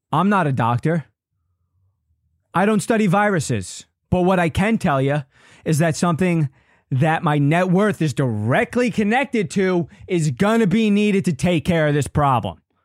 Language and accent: English; Long Island, New York, United States; I grew up on Long Island.